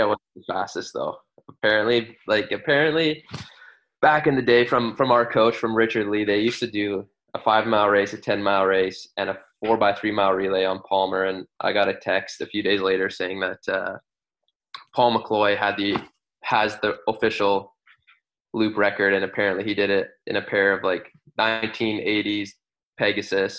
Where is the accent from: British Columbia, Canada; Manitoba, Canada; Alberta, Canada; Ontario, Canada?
British Columbia, Canada; Vancouver; I grew up in Vancouver.